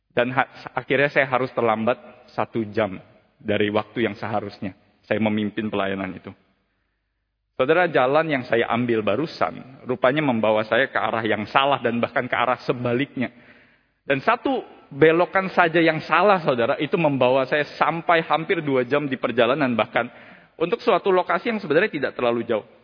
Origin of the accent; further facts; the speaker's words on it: Jakarta, Indonesia; sebagai seseorang yang lahir dan besar di kota Jakarta, Salah satu pengalaman berkesan di Jakarta yang tidak pernah mungkin saya temui di kota-kota lain